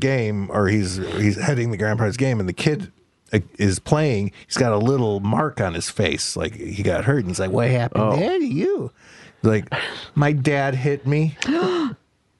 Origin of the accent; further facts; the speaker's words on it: Chicago, Illinois, United States; I grew up in Chicago.